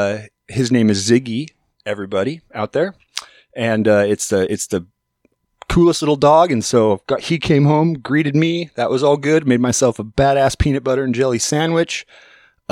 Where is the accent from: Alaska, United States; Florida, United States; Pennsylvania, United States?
Alaska, United States; moved away as an adult; also born or lived in Portland; I'm from Alaska originally